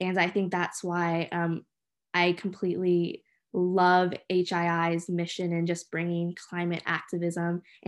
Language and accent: English; Southern California, United States; moved away; also born or lived in Lawrenceville, New Jersey; I got involved in climate activism growing up in Southern California. I grew up in constantly around wildfires